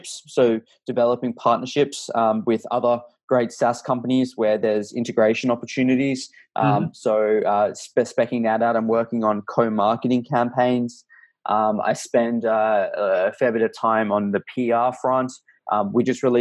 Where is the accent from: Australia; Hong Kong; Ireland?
Australia; I'm Australian